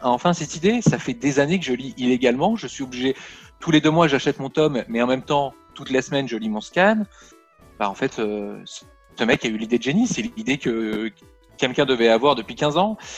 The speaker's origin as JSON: {"language": "French", "town": "Toulon", "region": "Provence-Alpes-Côte d'Azur", "country": "France", "moved": "yes", "lives_now": "Paris, France", "said": "à la base, moi, je viens de Toulon"}